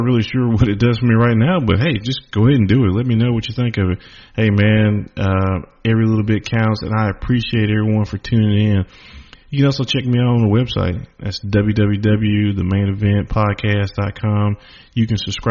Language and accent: English; Charlotte, North Carolina, United States; I'm from Charlotte, North Carolina